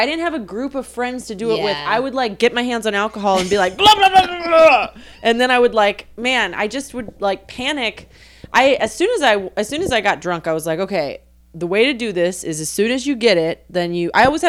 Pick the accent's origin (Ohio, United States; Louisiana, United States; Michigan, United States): Louisiana, United States; New Orleans; my neighborhood, I grew up in Broadmoor off Fontainebleau.